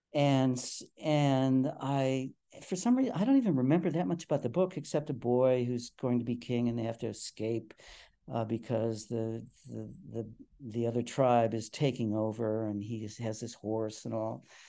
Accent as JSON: {"language": "English", "town": "Cleveland", "region": "Ohio", "country": "United States", "tie": "born or raised there", "also_born_or_lived": "Stanford / Montreal", "moved": "as an adult", "said": "I grew up in the city"}